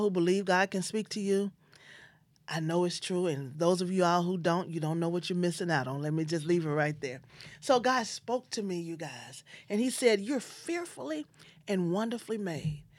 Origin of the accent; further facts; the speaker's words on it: Memphis, Tennessee, United States; I'm from Memphis, Tennessee